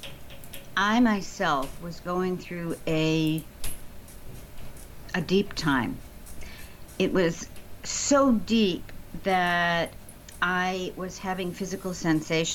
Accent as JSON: {"language": "English", "town": "Chicago", "region": "Illinois", "country": "United States", "tie": "born or raised there", "moved": "yes", "said": "I grew up in the actual city. If anyone's familiar with Chicago, I grew up in Hyde Park"}